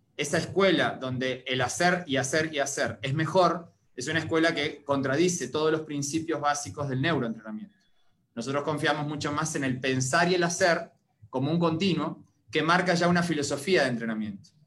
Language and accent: Spanish; Uruguay; moved away as an adult; now in Costa Rica; Soy originario de Uruguay